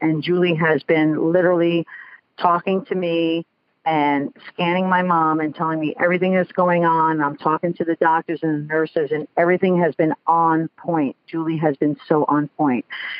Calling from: Bethel, Connecticut, United States; I am calling from Bethel, Connecticut.

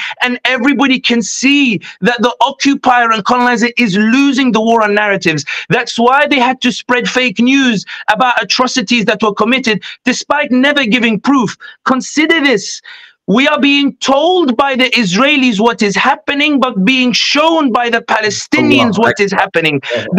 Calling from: London, United Kingdom; I'll be honest with you, I'm speaking from London. I know you guys are in the US

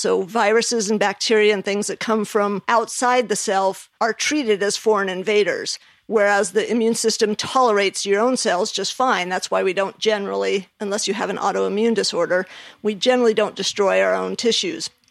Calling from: Ponte Vedra, Florida, United States; I'm calling from Pontevedra, Florida.

